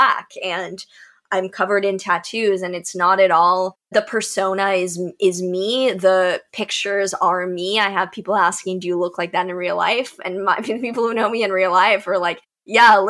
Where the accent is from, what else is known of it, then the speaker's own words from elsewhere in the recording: Texas, United States; growing up in Texas